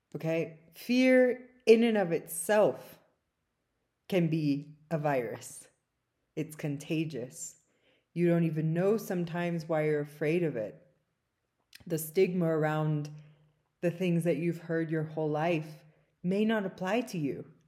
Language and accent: English; South Africa; now in California, United States; my native South Africa